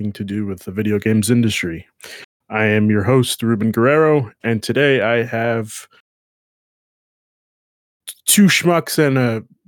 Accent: New York, United States; I'm from New York

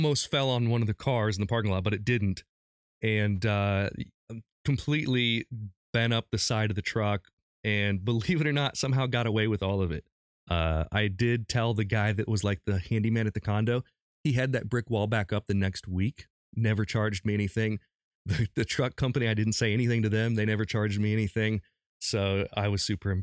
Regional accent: Urbana, Ohio, United States; now in Columbus, United States; I grew up in a small town about halfway between Dayton and Columbus called Urbana.

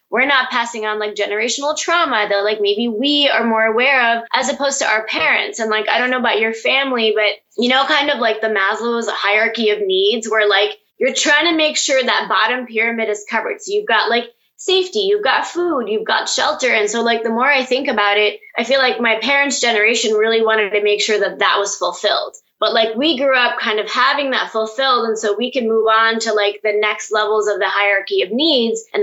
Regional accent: Pakistan; And so I think this is where definitely me being a Pakistani Muslim woman comes into play. It's something that I've grown up around.

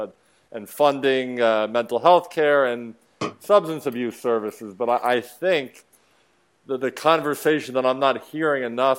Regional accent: Philadelphia, Pennsylvania, United States; also born or lived in Washington, D.C.; I grew up in Philly.

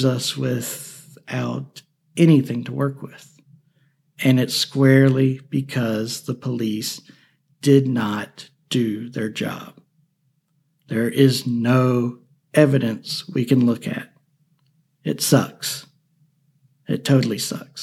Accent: Alabama, United States; Alabama, my home state

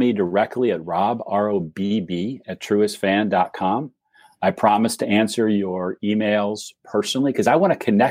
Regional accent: Cleveland, Ohio, United States; now in Virginia, United States; I was born and raised in Cleveland

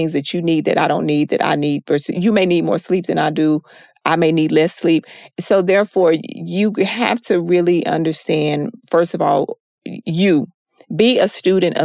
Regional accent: Texas, United States; I'm from Texas

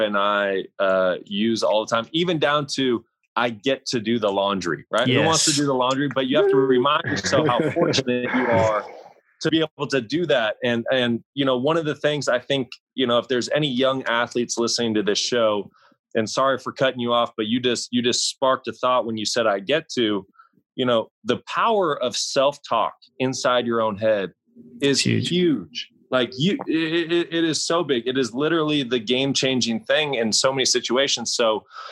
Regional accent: Kalispell, Montana, United States; moved away as an adult; growing up in Kalispell, Montana

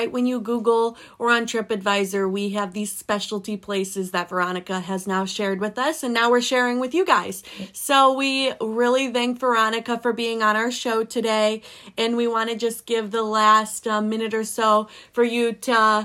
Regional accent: Chicago, Illinois, United States; moved away; I'm originally from Chicago

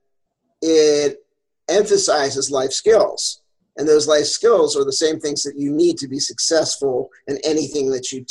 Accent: Pennsylvania, United States; I grew up in Pennsylvania

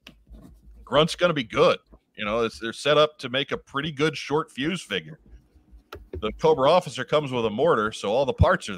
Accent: New York, United States; I grew up in New York

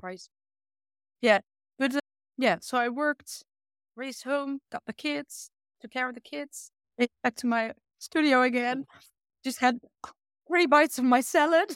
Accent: Achterhoek, Gelderland, Netherlands; English is a second language; now in Utrecht, Netherlands; me growing up in a rural part of the Netherlands

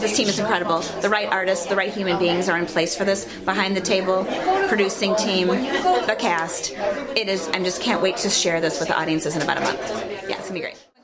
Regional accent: Lincolnshire, Illinois, United States; also born or lived in Brookville, Wisconsin; I was born in Brookville, Wisconsin, and moved to Lincolnshire, Illinois with my family when I was three. So I grew up in the suburbs of Chicago.

